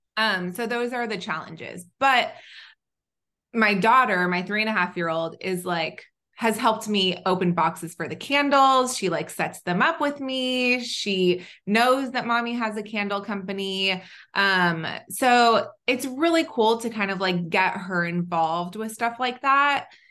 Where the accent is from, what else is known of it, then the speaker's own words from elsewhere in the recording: Southern California, United States; also born or lived in Israel / North Carolina; I grew up in Southern California where I'm back